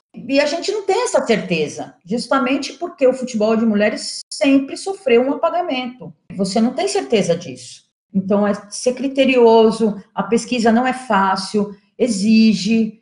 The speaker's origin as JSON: {"language": "Portuguese", "region": "São Paulo", "country": "Brazil", "said": "eu sou jornalista, sou de São Paulo"}